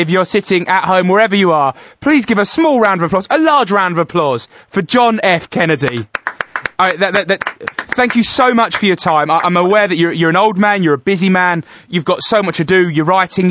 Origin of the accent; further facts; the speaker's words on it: Essex, East of England, United Kingdom; that's because I'm from Essex.